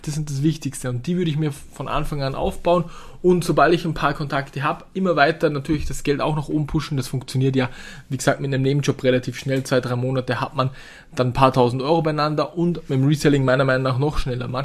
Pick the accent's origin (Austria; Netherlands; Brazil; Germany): Austria; bei uns in Österreich Gott sei Dank riesengroße Bauern, die auch Hallen haben, die komplett leer stehen.